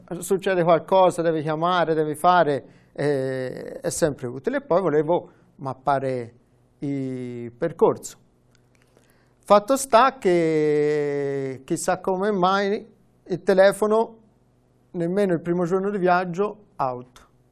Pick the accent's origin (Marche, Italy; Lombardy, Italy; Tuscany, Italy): Tuscany, Italy; Vitereta; accent: Tuscan; also born or lived in Florence; sono nato a Firenze, però sono diventato aretino perché ci sono tornato.